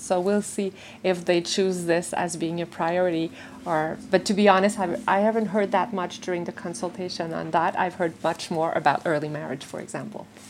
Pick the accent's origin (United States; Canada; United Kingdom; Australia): Canada; as Canadian